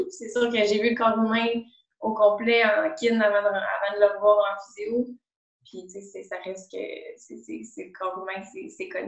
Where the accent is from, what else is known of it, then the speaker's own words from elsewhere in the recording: Boucherville, Quebec, Canada; moved away as an adult; now in Sherbrooke, Canada; J'ai 28 ans. Je viens de Boucherville sur la rive sud de Montréal, mais je suis maintenant à Sherbrooke quand même depuis proche de 9-10 ans.